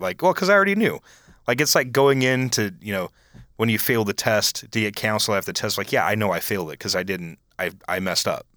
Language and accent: English; Iowa, United States; I was from Iowa